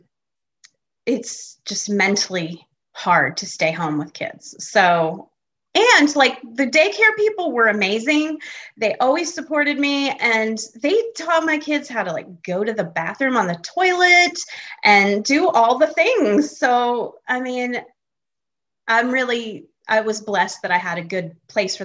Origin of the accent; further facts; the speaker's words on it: Connecticut, United States; moved away as an adult; also born or lived in Buffalo, New York / Michigan; now in Greenville, United States; I was born in Buffalo, New York, and I grew up in Connecticut and was there until I graduated from high school